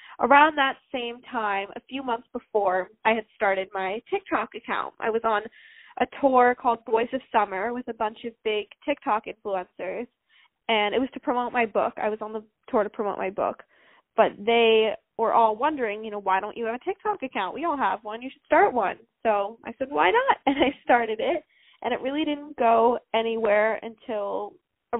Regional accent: New York City, New York, United States; I'm from New York City

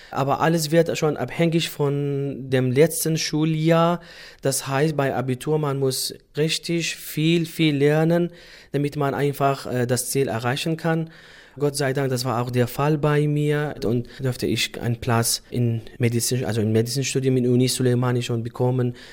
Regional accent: Sulaymaniyah Governorate, Iraq; German is a second language; Wir sind Kurder und dann äh, hatten wir Probleme mit der äh, damaligen Regierung, Saddam Hussein nämlich

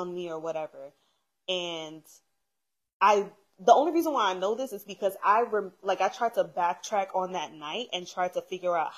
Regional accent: New York, United States; I'm from New York.

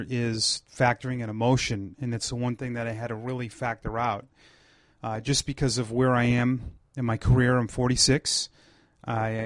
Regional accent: Ashland, Massachusetts, United States; also born or lived in Portland, Maine; I grew up in Ashland, Massachusetts, which is less than an hour from Pawtucket

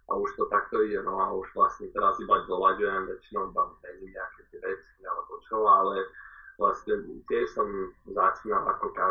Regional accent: Bratislava, Bratislava Region, Slovakia; moved away as an adult; also born or lived in Washington, United States; keďže sme z Bratislavy

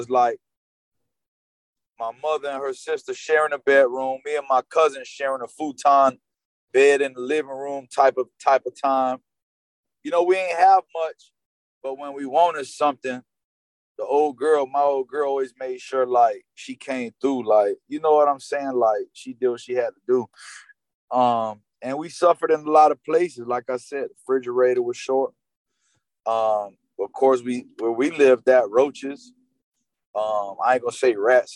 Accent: North Miami Beach, Florida, United States; I grew up with Haitians in North Miami Beach, Victory Park

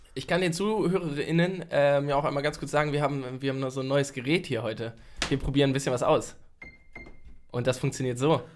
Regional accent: near Hanover, Lower Saxony, Germany; ich bin ja in der Nähe von Hannover groß geworden

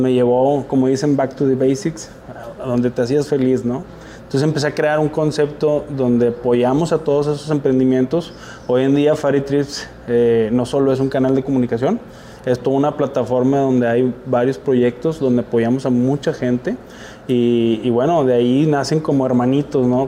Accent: Monterrey, Nuevo León, Mexico; also born or lived in Sabinas, Coahuila; yo soy originario de Sabinas, Coahuila. Y desde los dos años me vine aquí a Nuevo León. Así que soy regio por adopción, convicción y amor

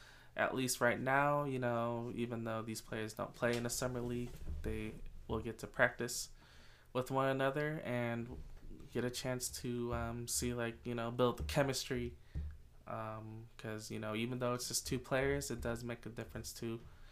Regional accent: Chicago, Illinois, United States; despite being a Chicagoan

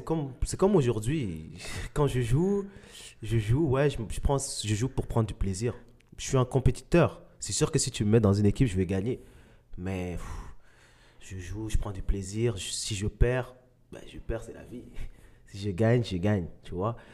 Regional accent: Mali; moved away; je suis né au Mali

